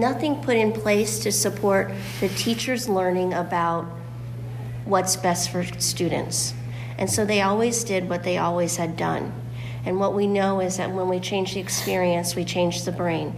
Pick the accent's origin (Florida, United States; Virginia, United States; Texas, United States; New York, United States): Florida, United States; moved away as an adult; now in Michigan, United States; I am from Florida, but I moved up to Michigan about 20 years ago